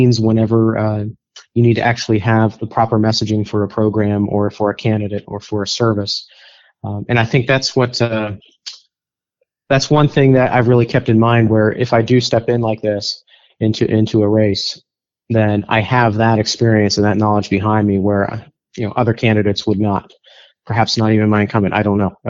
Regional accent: Western Pennsylvania, United States; moved away as an adult; now in Virginia, United States; I'm not a native Virginian or Washingtonian. I'm actually from Western Pennsylvania

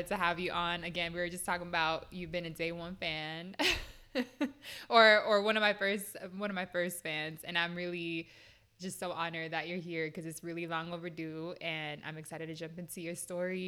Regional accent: West Coast, United States; also born or lived in New York; I'm from the West Coast

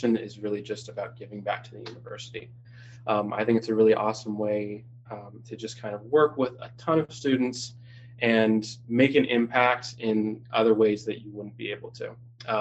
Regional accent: Draper, Utah, United States; I am from Draper, Utah

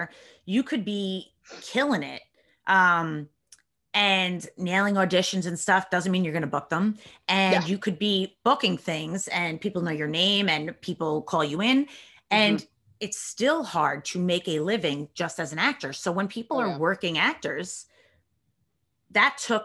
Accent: New York, United States; We're New Yorkers

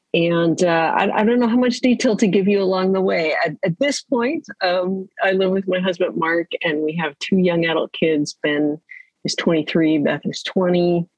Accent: Canada; now in Vancouver, Canada; Well, yes, I live in Vancouver, British Columbia, Canada. Grew up in various parts of Canada, the oldest of three kids.

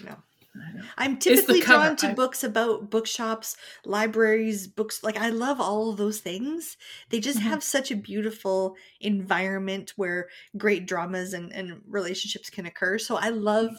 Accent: Canada; we're from Canada

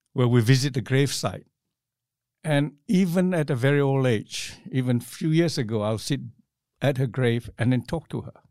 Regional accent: Johor, Malaysia; moved away as an adult; also born or lived in London / Hong Kong; now in Australia; growing up in Malaysia in those days was pretty good because there was no class distinction as I was growing up in, in the village where I grew up

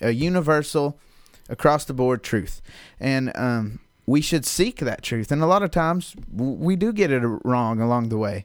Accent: the South, United States; Growing up in the South in, in what they call the Bible Belt

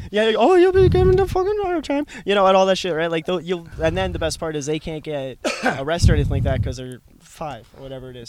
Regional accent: Florida, United States; moved away as an adult; also born or lived in Edmonton, Alberta, Canada; that's where I spent 12 years. So if you think about it, like I'm 27 years old, 12 years there. I think I spent the largest chunk there.

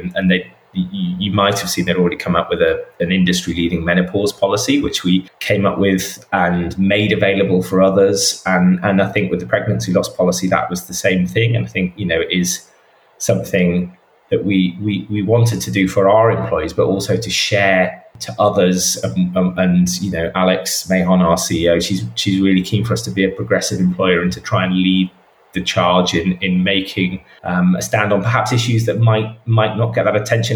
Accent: the north of England, United Kingdom; moved away; also born or lived in London; I speak as a Northerner as well

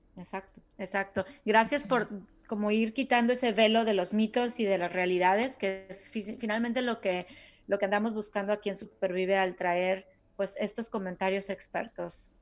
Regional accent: Mexico; now in United States; yo me acuerdo que de chiquita en México

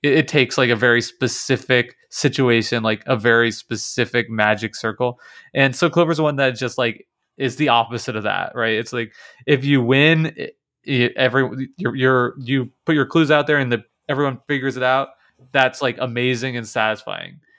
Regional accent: Kansas, United States; I'm from Kansas, that's like right in the middle of the s, s, the United States.

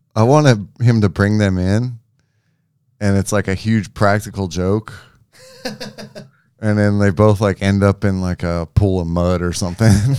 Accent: Memphis, Tennessee, United States; I'm from Memphis

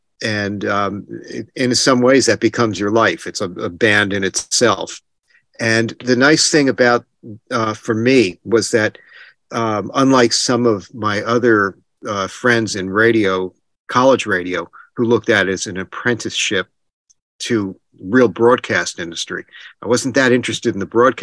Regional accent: New Jersey, United States; I was born in New Jersey. I'm still in New Jersey

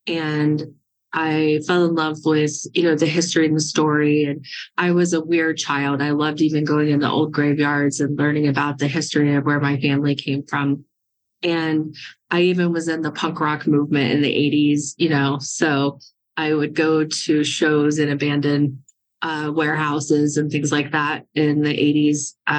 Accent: Florida, United States; moved away as an adult; Well, I'm originally from Florida. I'm a native Floridian. I lived there until I was 32 years old, and I became a journalist in South Florida.

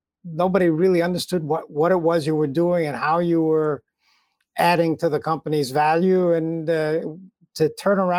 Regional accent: United States; I'm an American

